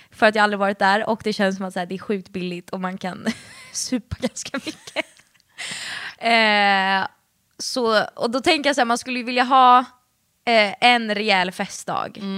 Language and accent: Swedish; Stockholm, Stockholm County, Sweden; accent: Stockholmska; jag prata stockholmska